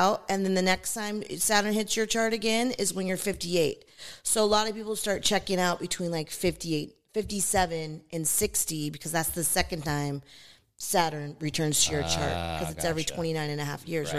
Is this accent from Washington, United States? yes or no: yes; Seattle, Washington, United States; I grew up in Seattle, Washington. So I grew up on Lake Washington